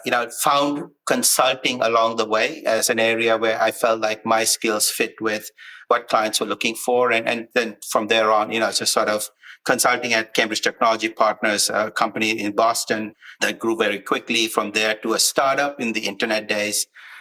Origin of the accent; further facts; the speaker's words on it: Sri Lanka; moved away; I come from Sri Lanka, born in Sri Lanka, as you would say in the US, a military brat growing up. Bounced around quite a bit, but, you know, grew up playing a lot of sports